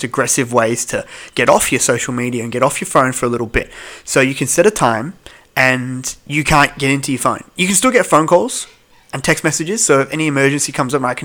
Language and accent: English; Melbourne, Victoria, Australia; I'm from Melbourne